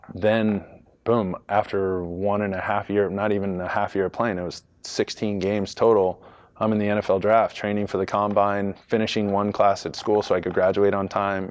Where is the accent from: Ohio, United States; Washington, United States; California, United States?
California, United States; Rancho Santa Margarita; moved away as an adult; also born or lived in Long Beach, California; now in Chicago, United States; Southern California, born in Long Beach, uh, grew up in Orange County, Rancho Santa Margarita, Michigan, Viejo